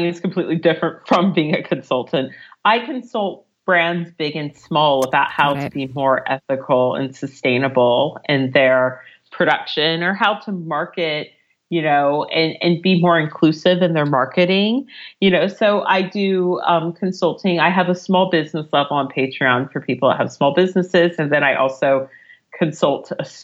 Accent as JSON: {"language": "English", "country": "United States", "moved": "as an adult", "lives_now": "London, United Kingdom", "said": "I'm American."}